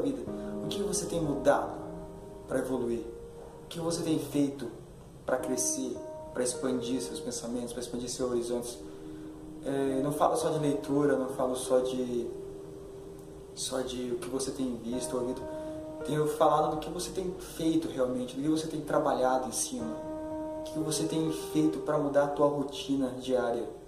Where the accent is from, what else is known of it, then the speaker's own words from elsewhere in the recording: Curitiba, Paraná, Brazil; sou de Curitiba